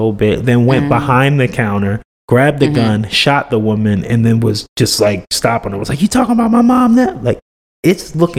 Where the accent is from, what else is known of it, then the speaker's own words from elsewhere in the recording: New Jersey, United States; I know I'm from Jersey.